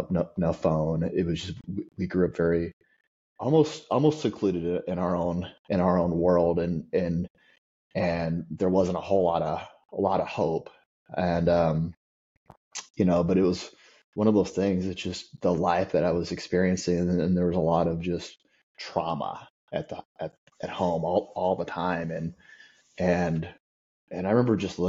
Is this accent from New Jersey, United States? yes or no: no; Southeast Missouri, United States; I grew up in Southeast Missouri